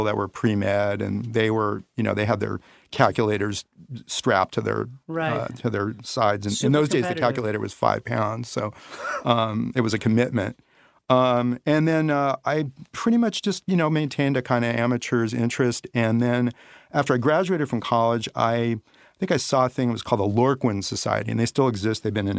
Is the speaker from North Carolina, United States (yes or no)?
no; Los Angeles, California, United States; Yeah, I grew up in the Baldwin Hills area.